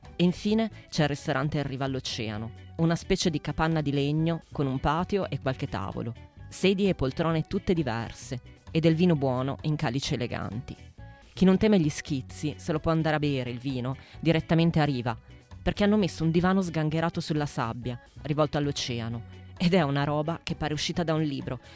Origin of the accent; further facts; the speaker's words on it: Paderno Dugnano, Lombardy, Italy; Se mi chiedete dove sono cresciuta, vi rispondo a Calderara di Paderno Dugnano, in mezzo al nulla.